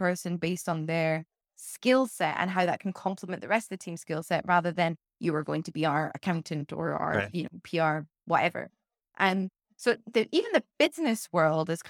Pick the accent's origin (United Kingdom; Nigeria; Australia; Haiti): United Kingdom; as a Brit